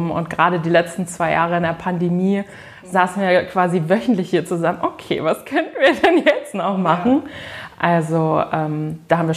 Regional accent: Lower Saxony, Germany; Nein, ich komme aus dem Landkreis Peine, also so 25 Kilometer von hier, aus einem kleinen Dorf.

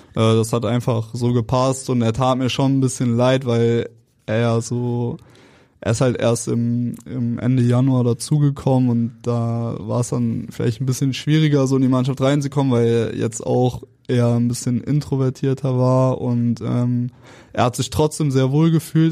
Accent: Cologne, North Rhine-Westphalia, Germany; moved away; ich komme aus Köln

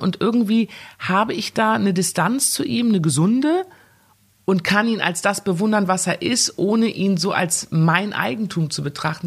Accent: Germany; ich gehöre ja? nach Deutschland. Ja. Klar, das ist meine Heimat

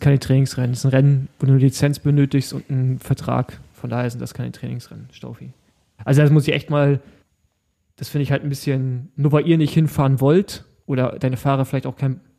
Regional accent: East Germany, Germany; bei uns im Osten

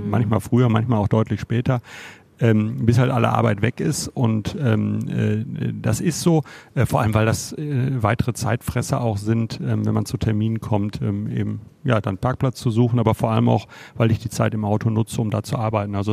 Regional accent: Bochum, North Rhine-Westphalia, Germany; Ich habe immer in Bochum gewohnt, ich komme total aus Bochum.

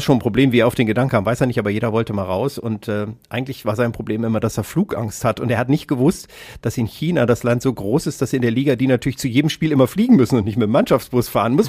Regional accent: Kassel, Hesse, Germany; ich komme aus Kassel

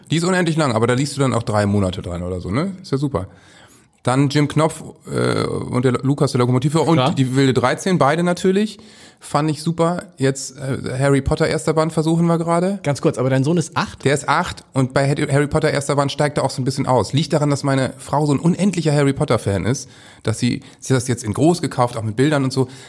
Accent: Hamburg, Germany; als Hamburger sowieso …

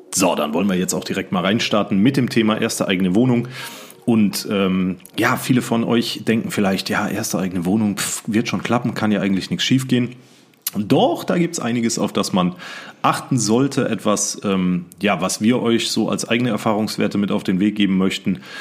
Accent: Siegen, North Rhine-Westphalia, Germany; in meiner Heimatstadt in Siegen gearbeitet habe

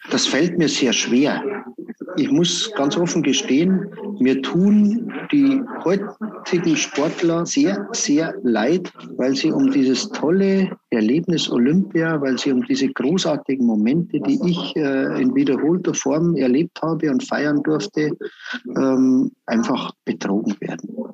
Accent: Berchtesgaden, Bavaria, Germany; bei uns in Berchtesgaden

